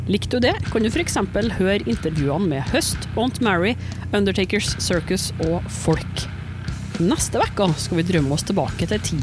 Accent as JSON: {"language": "Norwegian", "town": "Trondheim", "region": "Trøndelag", "country": "Norway"}